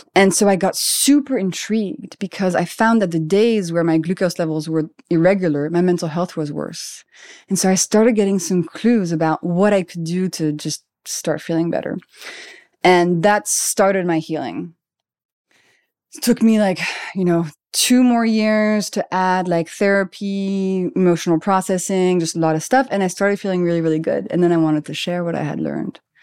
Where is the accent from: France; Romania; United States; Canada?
France; Paris, Île-de-France; moved away as an adult; also born or lived in London; I grew up in Paris. I'm French.